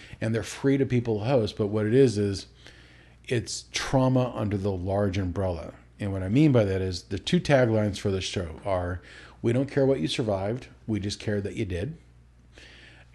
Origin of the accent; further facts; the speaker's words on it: Alaska, United States; moved away as an adult; also born or lived in Utah; growing up in Alaska for the first 19 years of your life